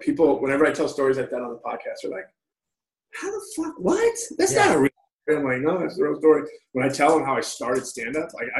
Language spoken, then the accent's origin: English; Long Beach, California, United States; I was like, I'm from Long Beach.